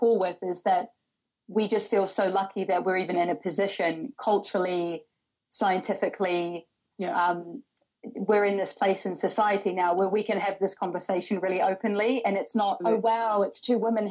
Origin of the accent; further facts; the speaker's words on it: New Zealand; moved away as an adult; now in London, United Kingdom; I am originally from New Zealand. So I've been in London for over 6 years now